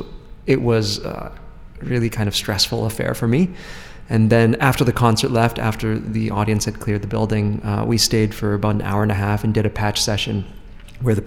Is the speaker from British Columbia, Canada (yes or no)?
no; Edmonton, Alberta, Canada; moved away; also born or lived in Montreal; growing up in Edmonton, Alberta